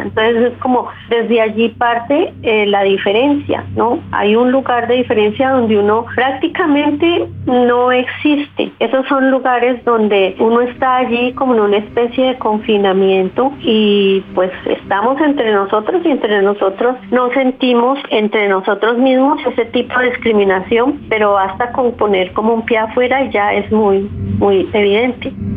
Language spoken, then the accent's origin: Spanish; Cali, Valle del Cauca, Colombia; Yo nací en Cali, en un barrio que fue parte de la hacienda de los Caicedo